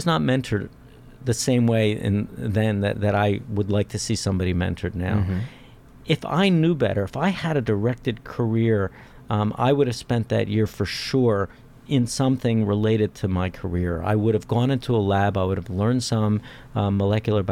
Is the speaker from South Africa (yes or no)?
no; Philadelphia, Pennsylvania, United States; moved away as an adult; I grew up in Philadelphia.